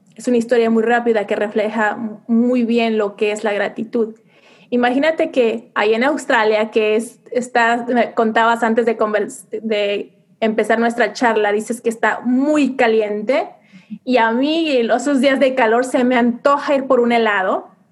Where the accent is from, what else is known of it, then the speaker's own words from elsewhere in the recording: Mexico; first language Spanish; now in United States; siendo mujer latina viviendo en Estados Unidos, realmente me siento muy orgullosa de mis raíces, de mis costumbres, de mi gastronomía mexicana